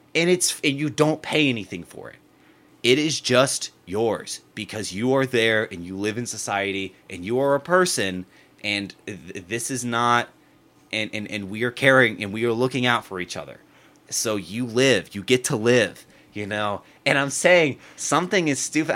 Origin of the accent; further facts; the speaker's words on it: United States; growing up in America